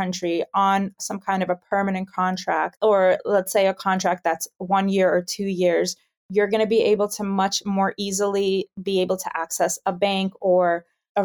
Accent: New York, United States; moved away as an adult; now in Amsterdam, Netherlands; I'm originally from New York

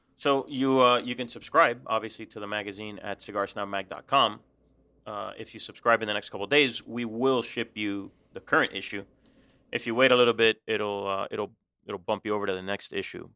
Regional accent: Cuba; now in Miami, United States; I was born in Cuba. but I've never been back

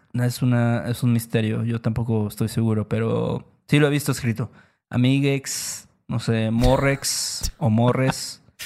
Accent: Veracruz, Mexico; en Veracruz también lo escuchamos mucho, decimos mucho banda

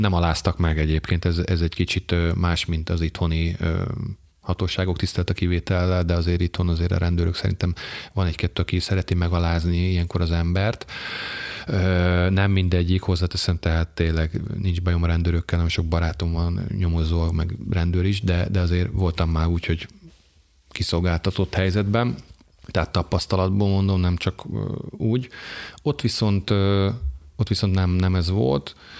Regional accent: Hungary; magyarok vagyunk

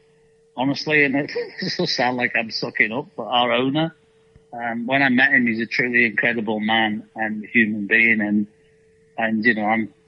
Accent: Liverpool, North West England, United Kingdom; moved away as an adult; also born or lived in Malaysia / Hong Kong / China / Germany; now in Nashville, United States; in my time at Liverpool, which I enjoyed immensely, and it's my hometown team

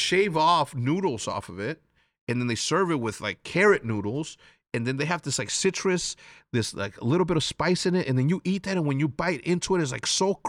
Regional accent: Wheeling, Illinois, United States; Like I said, I'm from Wheeling, Illinois, 60090.

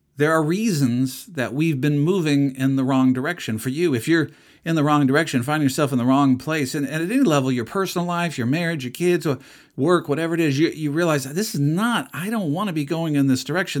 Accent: United States; I'm an American

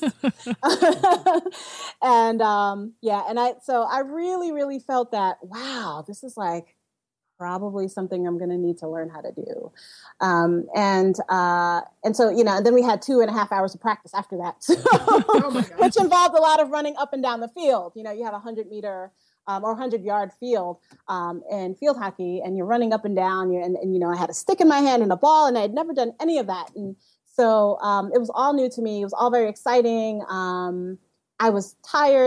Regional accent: New York City, New York, United States; I grew up in Bushwick, Brooklyn, which, you know, it's very urban

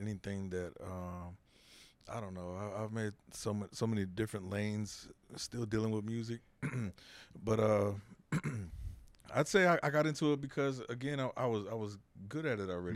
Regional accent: San Antonio, Texas, United States; also born or lived in South Waco; now in Waco, United States; I grew up in San Antonio

